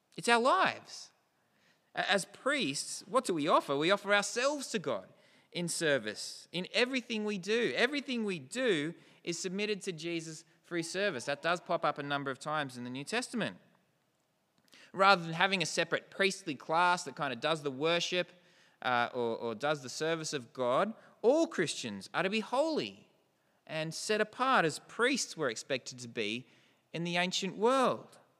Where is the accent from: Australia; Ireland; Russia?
Australia; New South Welshman, New South Wales; We don't predominantly see ourselves as Australian, as New South Welshman